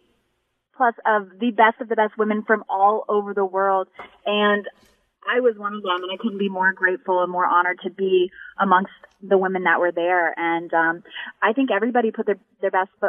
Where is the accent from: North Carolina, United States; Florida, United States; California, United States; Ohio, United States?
Florida, United States; Ocala; out in Ocala, my hometown, Ocala, Florida